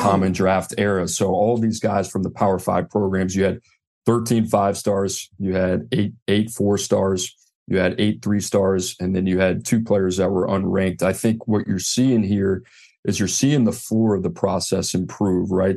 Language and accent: English; New Orleans, Louisiana, United States; I grew up in New Orleans, New Orleans Saints fan